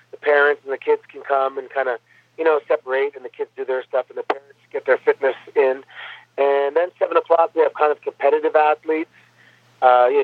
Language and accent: English; Mississauga, Ontario, Canada; I grew up in Mississauga, Ontario